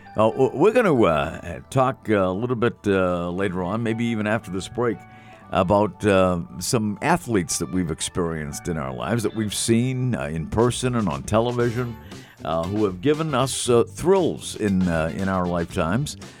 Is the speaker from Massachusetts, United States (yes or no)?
yes; Massachusetts, United States; I grew up in Massachusetts